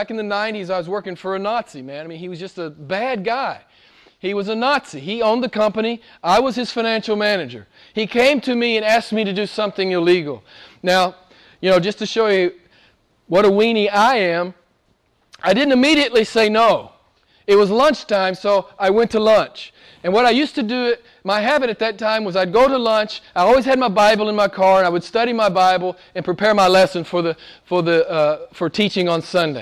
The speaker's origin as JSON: {"language": "English", "country": "United States", "said": "I'm from America"}